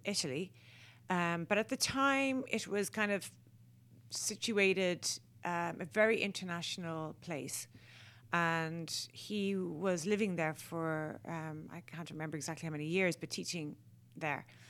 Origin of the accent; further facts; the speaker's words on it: Ireland; as Irish people, we were hindered having to speak English